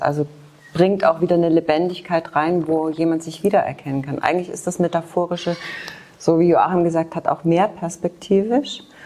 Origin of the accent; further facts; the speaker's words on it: Germany; also born or lived in Leipzig; ich bin in der DDR groß geworden